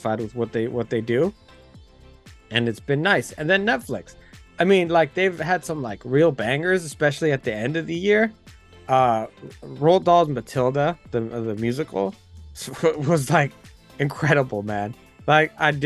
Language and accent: English; United States